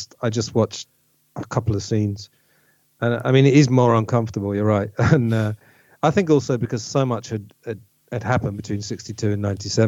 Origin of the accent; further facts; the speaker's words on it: England, United Kingdom; we're all from England.